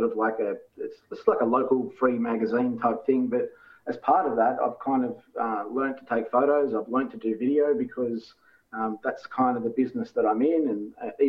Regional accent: Port Macquarie, New South Wales, Australia; my hometown of Port Macquarie.

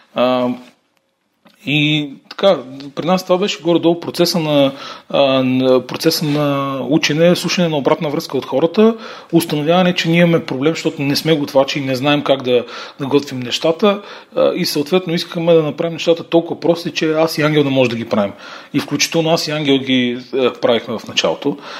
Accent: Dimitrovgrad, Haskovo Province, Bulgaria; now in Sofia, Bulgaria; аз съм от Димитровград

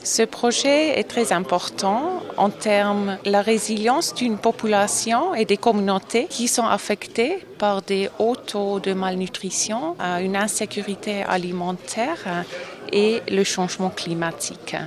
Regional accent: DR Congo; Je viens de la RDC

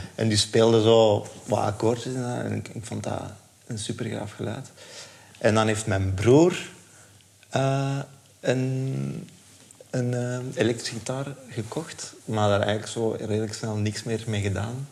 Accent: Leuven, Flanders, Belgium; ik ben in Leuven opgegroeid.

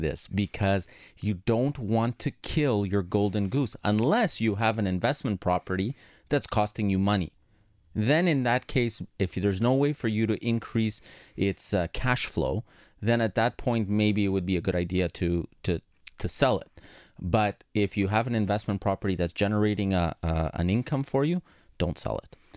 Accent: Montreal, Quebec, Canada; first language Greek; English is a second language; I grew up in a Greek household. My first language was Greek, my second one was English, even though I was born here

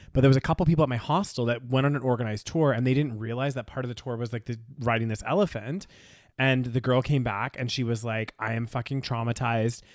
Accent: Canada; growing up in Canada

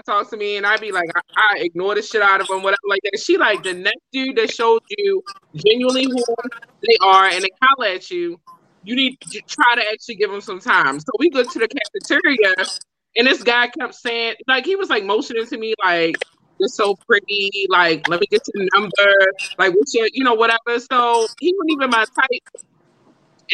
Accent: Baltimore, Maryland, United States; So I'm from Baltimore

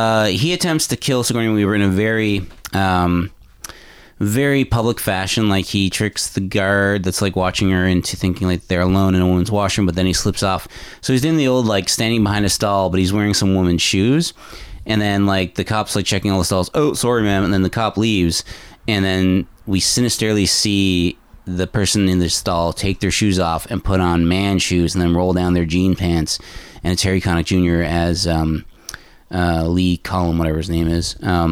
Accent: Newfoundland and Labrador, Canada; moved away; also born or lived in Nova Scotia / New Brunswick / Ontario / Toronto; I am from Newfoundland. I've lived in Nova Scotia, New Brunswick, and different parts of Ontario.

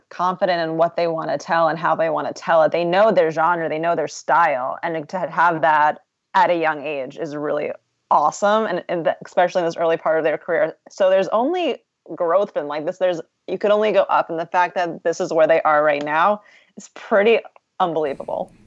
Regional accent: New York City, New York, United States; as a New Yorker

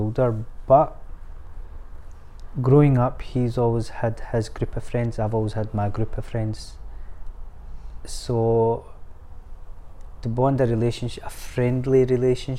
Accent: Scotland, United Kingdom; We're Scottish, we love banter

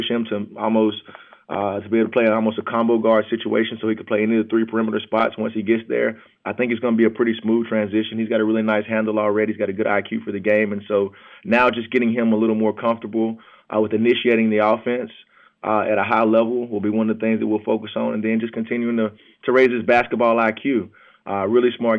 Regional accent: the South, United States; we grew up in the South

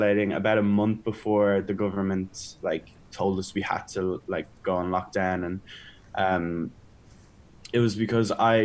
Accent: Dublin, Leinster, Ireland; overlooking Dublin. It's my home town

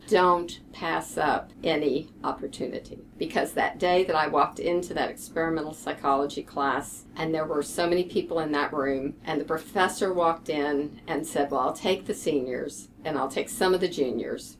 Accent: Lexington, Kentucky, United States; now in Houston, United States; I was born and raised in Lexington

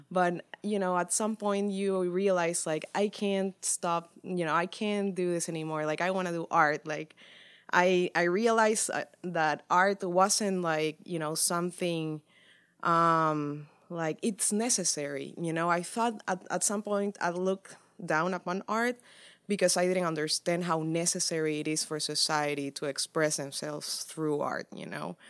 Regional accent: Santa Cruz de la Sierra, Santa Cruz, Bolivia; now in Dallas, United States; I'm an artist from Santa Cruz de la Sierra, Bolivia

